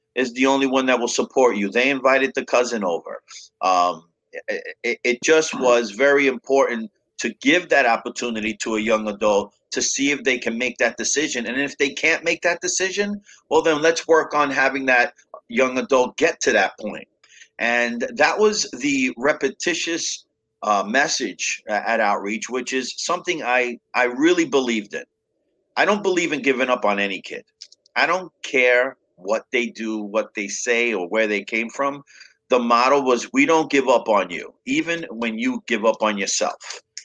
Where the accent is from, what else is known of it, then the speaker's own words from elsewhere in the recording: New York City, New York, United States; I was growing up in Brooklyn and the Bronx, back and forth with my parents